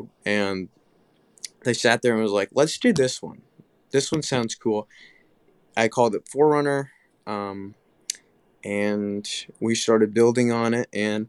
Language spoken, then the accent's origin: English; Tuscaloosa, Alabama, United States; And then I live in Tuscaloosa. I'm from Tuscaloosa. Grew up there all my Alabama.